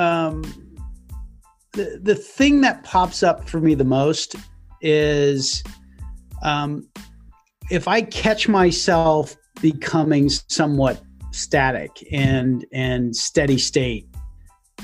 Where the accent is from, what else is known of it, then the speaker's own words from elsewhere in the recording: United States; as an American